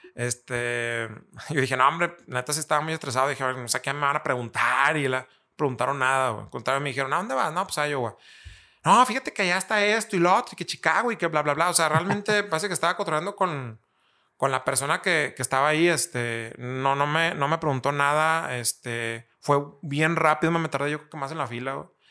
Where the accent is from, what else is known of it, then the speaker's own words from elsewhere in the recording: Torreón, Coahuila, Mexico; lagunero, eh, eh, soy aquí de Torreón